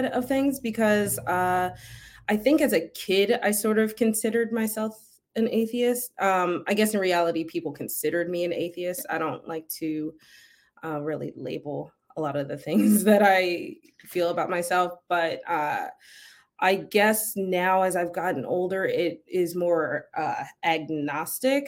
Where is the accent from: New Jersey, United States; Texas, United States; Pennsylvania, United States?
Pennsylvania, United States; Philadelphia; I grew up in Philly, so I grew up around a lot of Italians.